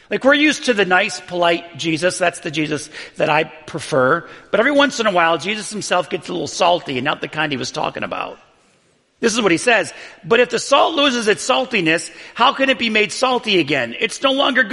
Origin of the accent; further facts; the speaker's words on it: Buffalo, New York, United States; I grew up in Buffalo, New York